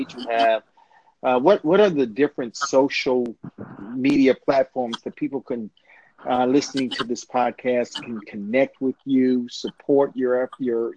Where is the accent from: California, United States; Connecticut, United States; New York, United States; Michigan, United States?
California, United States; Inglewood; moved away; Spent some time growing up in Inglewood, California